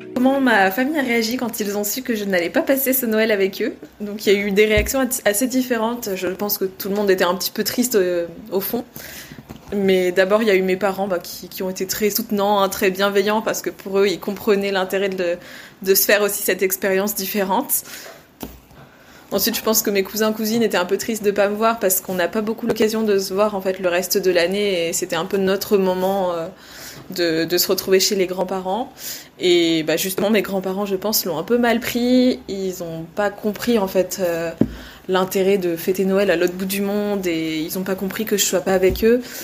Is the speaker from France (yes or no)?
yes; France; also born or lived in Australia; chez nous en France